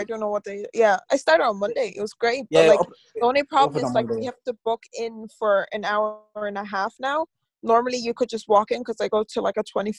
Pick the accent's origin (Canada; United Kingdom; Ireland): Ireland; Galway, Connacht; I'm a rapper. I'm from Galway